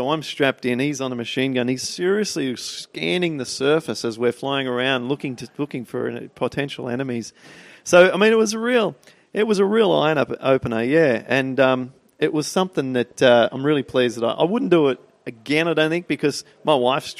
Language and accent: English; Peak Hill, New South Wales, Australia; I'm from Peak Hill.